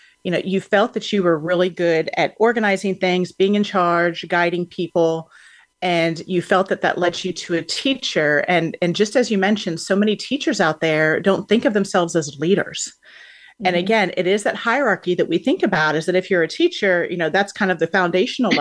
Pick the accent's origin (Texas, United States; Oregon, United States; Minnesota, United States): Texas, United States; Houston; Houston, which happens to be my hometown